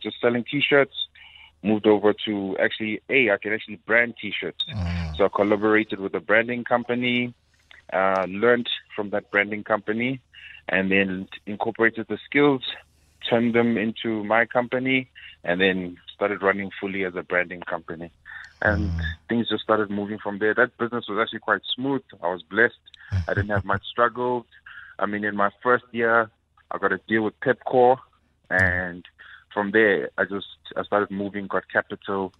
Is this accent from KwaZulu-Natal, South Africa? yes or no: yes; Durban, KwaZulu-Natal, South Africa; I'm from Durban